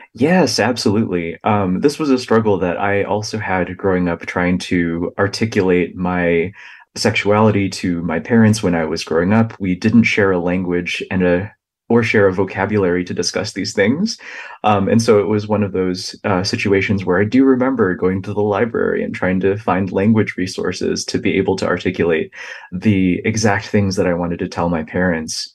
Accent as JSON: {"language": "English", "country": "United States", "tie": "born or raised there", "said": "the experiences of my own family that I observed kind of growing up in the United States and learning English"}